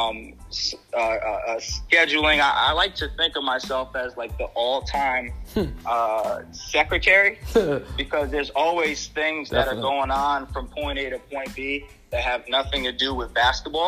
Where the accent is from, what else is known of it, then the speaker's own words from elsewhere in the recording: Albany, New York, United States; I'm from Albany, New York